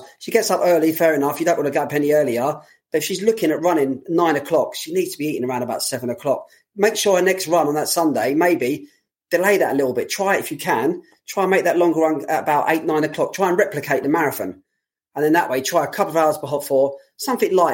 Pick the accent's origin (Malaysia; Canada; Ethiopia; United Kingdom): United Kingdom; London; for a lot of people like myself, being a Londoner